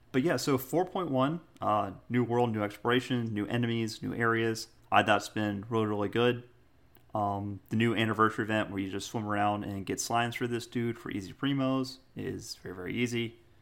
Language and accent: English; United States; I'm an American